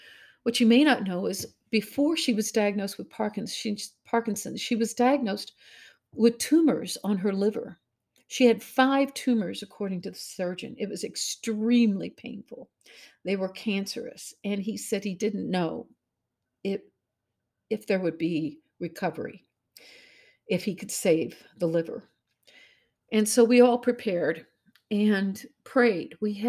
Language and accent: English; Missouri, United States; I'm from Missouri, after all. That's the show me state, ladies.